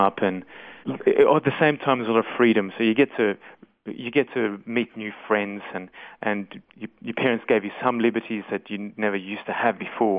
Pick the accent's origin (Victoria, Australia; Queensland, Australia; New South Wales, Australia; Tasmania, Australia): New South Wales, Australia; Sydney; now in Goondiwindi, Australia; I was born in Sydney